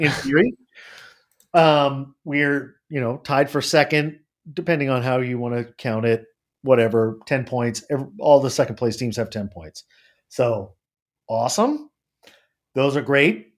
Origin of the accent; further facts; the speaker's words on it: United States; I'm an American.